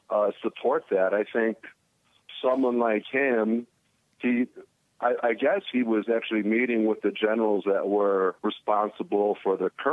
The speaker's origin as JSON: {"language": "English", "town": "Chicago", "region": "Illinois", "country": "United States", "tie": "born or raised there", "said": "I remember growing up in Chicago, like, I was like a rocker kid, heavy metal, long hair, leather jacket"}